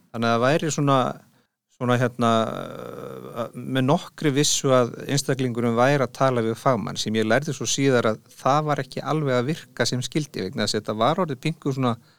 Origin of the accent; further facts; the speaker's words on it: Bolungarvík, Westfjords, Iceland; moved away as an adult; now in Reykjavík, Iceland; Ég er ættaður úr Bólungavík